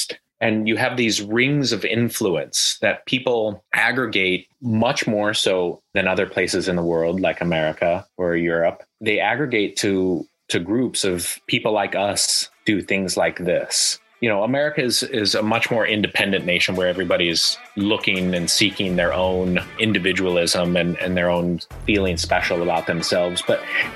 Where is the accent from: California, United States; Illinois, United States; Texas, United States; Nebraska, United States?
Nebraska, United States; Omaha; moved away as an adult; now in China; I'm originally from the American Midwest, from Omaha, Nebraska